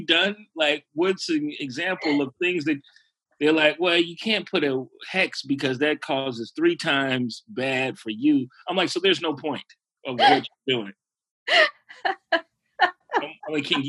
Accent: Chicago, Illinois, United States; I'm from Chicago

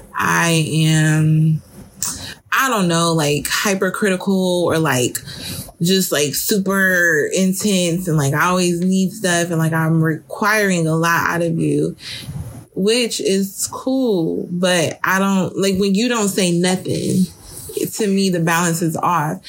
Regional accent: Detroit, Michigan, United States; I grew up in Detroit. Um, for those of you who don't know, and I'm from the east side of Detroit.

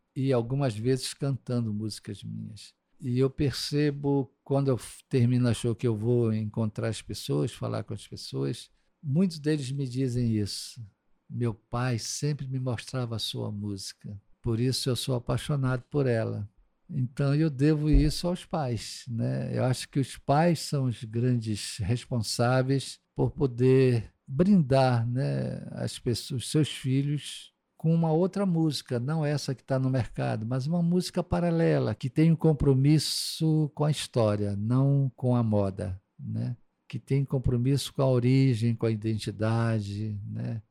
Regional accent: Amazon, Brazil; eu não vim de fora do, da Amazônia, morar na Amazônia

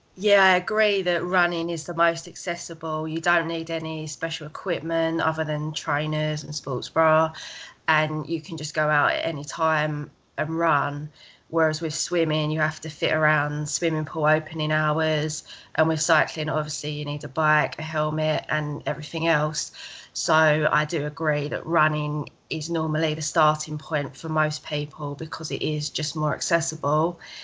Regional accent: Essex, East of England, United Kingdom

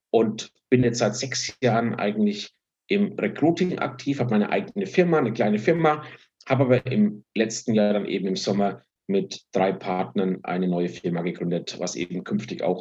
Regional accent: Bavaria, Germany; born there; Ich bin 50 Jahre alt, bin äh, gebürtig aus Franken, äh, bin aber schon lange nicht mehr dort.

